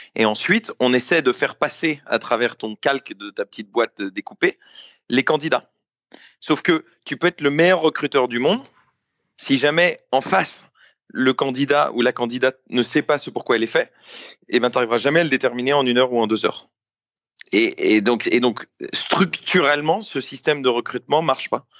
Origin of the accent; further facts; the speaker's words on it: France; je suis français, j'ai 27 ans